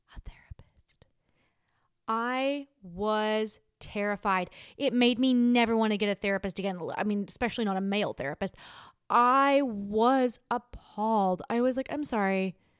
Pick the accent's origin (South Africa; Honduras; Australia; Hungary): Australia; now in United States; I'm Australian